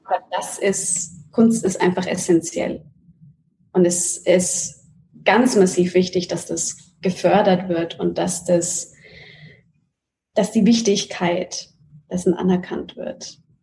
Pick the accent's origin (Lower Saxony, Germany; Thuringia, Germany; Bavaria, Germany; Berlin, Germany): Bavaria, Germany; Nuremberg; moved away as an adult; now in New York, United States; Nürnberg und Deutschland ist meine Heimat.